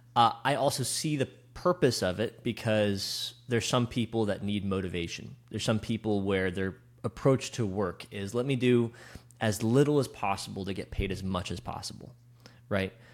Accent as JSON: {"language": "English", "town": "West Chester", "region": "Pennsylvania", "country": "United States", "tie": "born or raised there", "said": "I grew up in, uh, Westchester."}